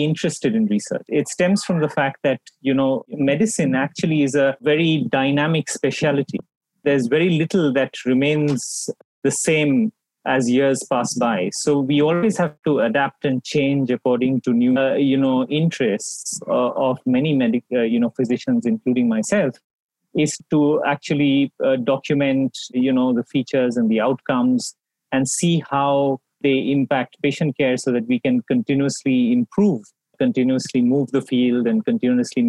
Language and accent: English; Kolkata, West Bengal, India; also born or lived in Chandigarh / Mumbai / Toronto; I am from Kolkata. I'm one of those few people who have the privilege of coming back home and working from home. I grew up in Kolkata.